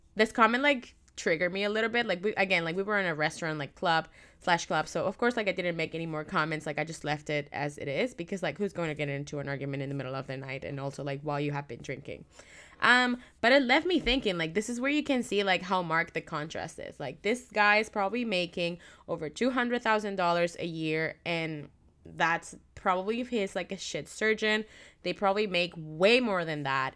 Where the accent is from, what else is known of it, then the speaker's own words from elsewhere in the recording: Caracas, Capital District, Venezuela; now in Vancouver, Canada; So, I am from Caracas, which is the capital, and I had not been back since I moved to Vancouver